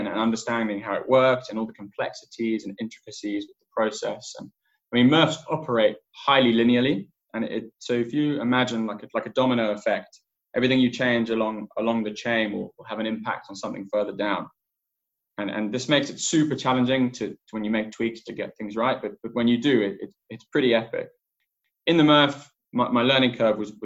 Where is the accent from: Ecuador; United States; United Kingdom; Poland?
United Kingdom; England; also born or lived in Cape Town, South Africa; I grew up in England